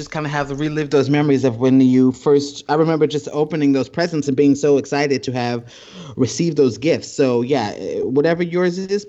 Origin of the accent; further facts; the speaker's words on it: Columbus, Ohio, United States; also born or lived in Yonkers, New York; I had to be about 9, and then at this point, I had moved to Columbus, Ohio